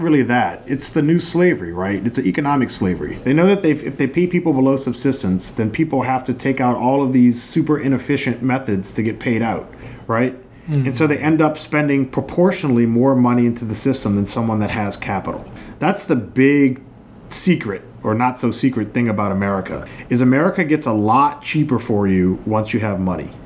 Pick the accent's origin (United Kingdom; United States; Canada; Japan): United States; New Orleans, Louisiana; we've always kind of grown up in this fe- like semi feudal aristocratic society in New Orleans